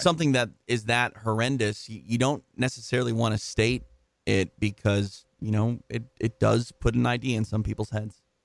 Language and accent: English; Midwest, United States; now in Los Angeles, United States; I'm from the Midwest.